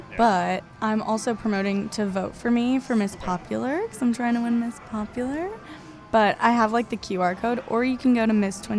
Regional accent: California, United States; also born or lived in Texas; now in Las Vegas, United States; I'm originally from California, but then I moved to Texas where I was started working at Twin Peaks.

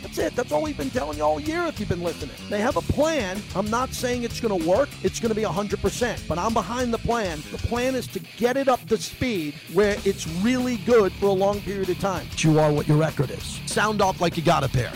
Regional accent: New York City, New York, United States; now in Las Vegas, United States; I'm from New York. We have the Yankees.

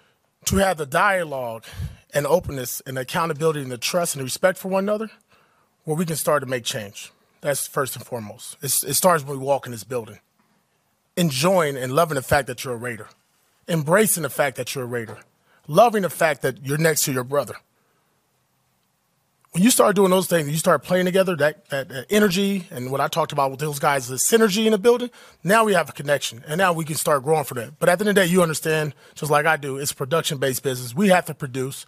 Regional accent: Compton, California, United States; I grew up in Compton, California

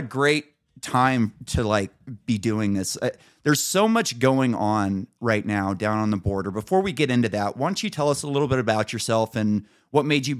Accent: Emerald Triangle, California, United States; I'm from the Emerald Triangle.

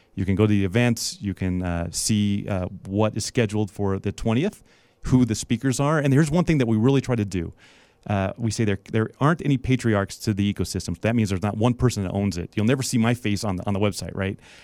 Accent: Las Vegas, Nevada, United States; we're both from Vegas, right? Yeah. And uh, you know, growing up here, there was only a few occupations that you knew

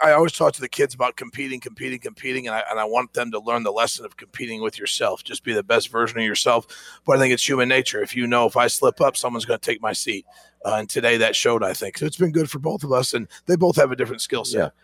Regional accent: Ohio, United States; moved away as an adult; now in Greenville, United States; My family and I are like, hey, we're from Ohio

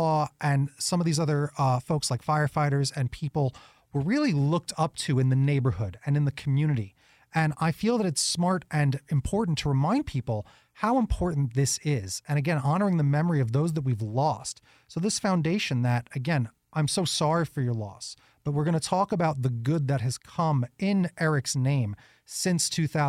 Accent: New York, United States; I'm originally a New Yorker, if you can't tell.

